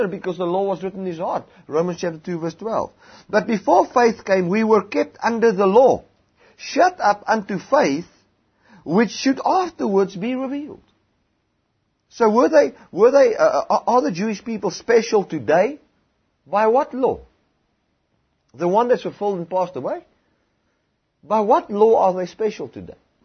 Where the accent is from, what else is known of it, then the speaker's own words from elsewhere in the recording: South Africa; in South Africa, we live here as South Africans